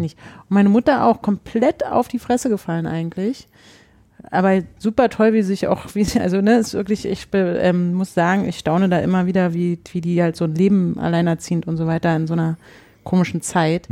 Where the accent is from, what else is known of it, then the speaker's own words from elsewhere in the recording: Berlin, Germany; also born or lived in Leipzig; wir sind Berliner